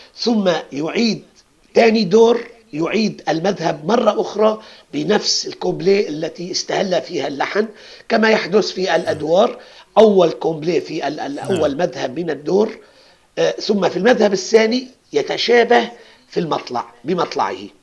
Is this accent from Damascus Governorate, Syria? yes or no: no; Aleppo, Aleppo Governorate, Syria; عندنا بحلب نقول هذا الكأس قد هذا الكأس